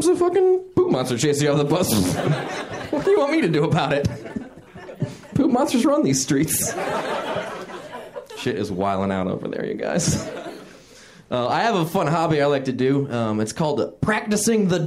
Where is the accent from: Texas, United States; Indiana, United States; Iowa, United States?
Indiana, United States; Fort Wayne; I grew up in a place called Fort Wayne, Indiana.